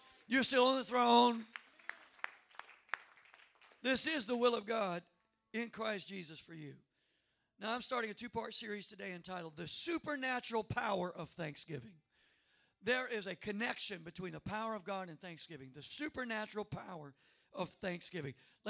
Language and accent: English; Cajun, Louisiana, United States; I'm a Cajun redneck.